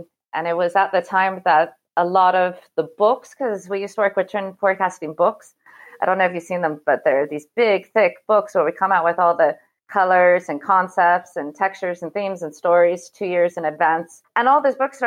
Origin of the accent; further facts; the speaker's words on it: Seattle, Washington, United States; moved away as an adult; also born or lived in United Kingdom / Malta / Italy / Greece; now in Paris, France; I'm actually from Seattle, and I first moved to Paris in 97 to study